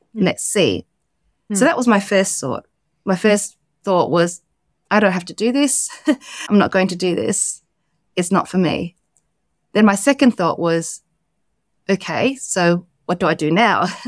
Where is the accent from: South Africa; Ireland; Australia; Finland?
Australia; moved away as an adult; also born or lived in London, United Kingdom; I came back home to Australia